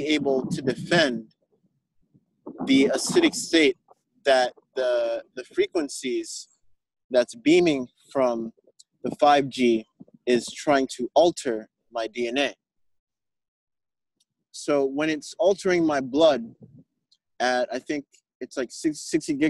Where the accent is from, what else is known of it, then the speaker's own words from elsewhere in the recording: Jamaica; as a Jamaican